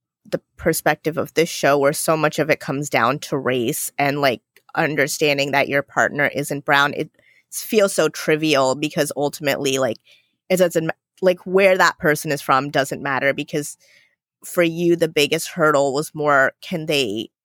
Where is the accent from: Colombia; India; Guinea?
India; first language Gujarati; English is a second language; moved away; I was born in India, my first language was Gujarati